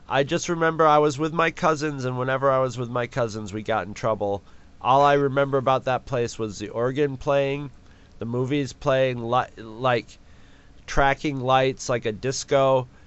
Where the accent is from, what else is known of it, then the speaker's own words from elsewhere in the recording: New York, United States; I'm from New York.